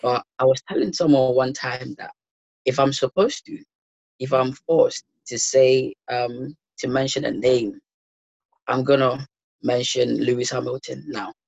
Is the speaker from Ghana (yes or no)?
yes; Ghana; moved away as an adult; also born or lived in London; now in Leicester, United Kingdom; So I grew up in Ghana for 18 years